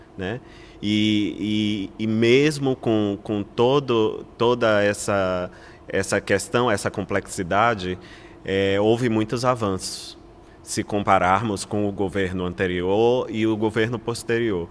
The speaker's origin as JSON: {"language": "Portuguese", "country": "Brazil"}